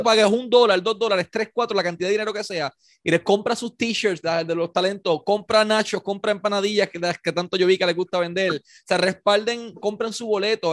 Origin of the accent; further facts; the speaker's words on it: Ponce, Puerto Rico; yo nací aquí, yo soy de Ponce toda mi vida